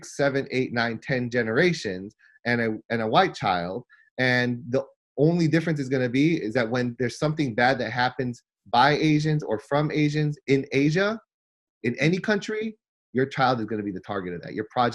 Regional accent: United States; I was born in the United States. So I'm fully American, right? So I'm Korean American

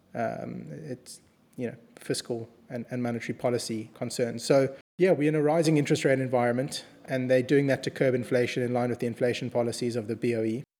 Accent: South Africa; we come from South Africa

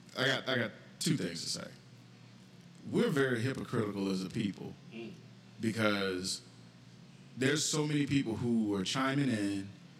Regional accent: the South, United States; growing up in the South

